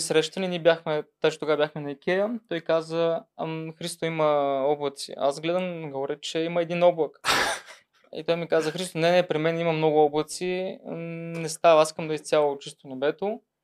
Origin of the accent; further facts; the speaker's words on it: Troyan, Lovech Province, Bulgaria; now in Sofia, Bulgaria; аз съм от Троян